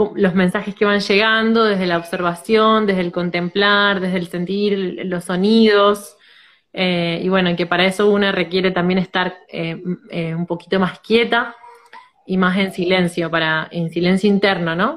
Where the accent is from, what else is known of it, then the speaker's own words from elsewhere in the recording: Rosario, Santa Fe, Argentina; soy de Rosario, Argentina